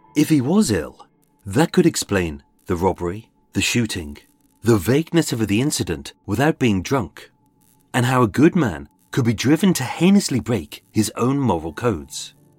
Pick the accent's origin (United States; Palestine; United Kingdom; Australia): United Kingdom; being British, the most important places are the pubs. We celebrate everything in pubs